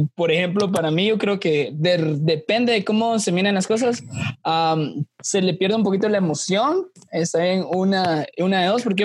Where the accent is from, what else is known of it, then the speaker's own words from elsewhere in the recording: Guatemala; como guatemaltecos